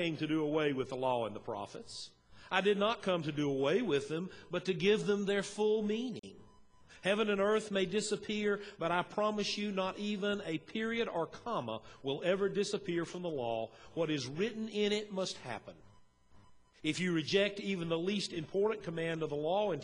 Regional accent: Western North Carolina, United States; moved away as an adult; also born or lived in Banner Elk, North Carolina; now in Kingsport, United States; I grew up in Western North Carolina, and then I spent 17 years in Banner Elk

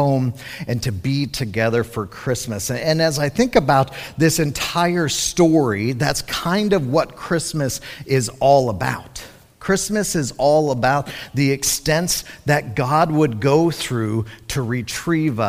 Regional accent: Colorado, United States; moved away as an adult; growing up in Colorado, I spent middle school and high school there.

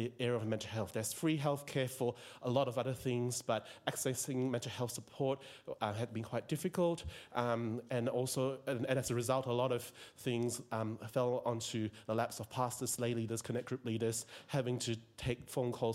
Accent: George Town, Penang, Malaysia; moved away as an adult; also born or lived in Tasmania, Australia; now in Melbourne, Australia; I'm originally from Malaysia. I was born in Penang

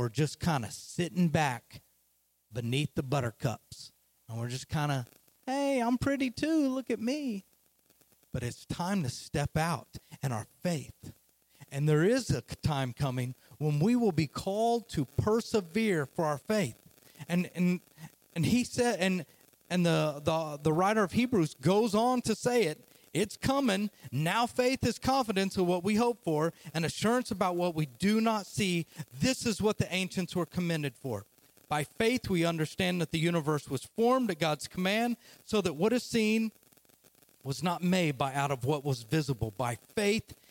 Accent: Oklahoma, United States; I'm from Oklahoma, as you can hear the accent

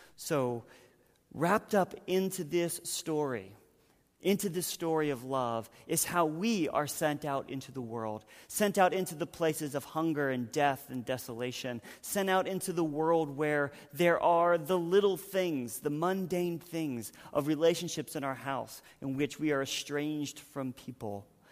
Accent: North Carolina, United States; moved away; I'm from North Carolina

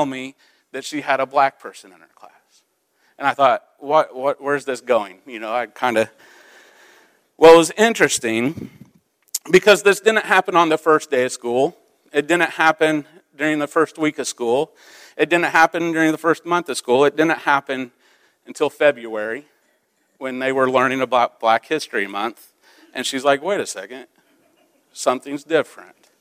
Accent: Midwest, United States; also born or lived in Central Illinois; I grew up in the Midwest. It was a farming town

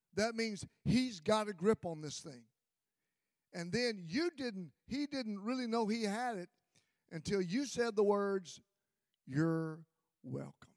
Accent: Mississippi, United States; I grew up in Mississippi

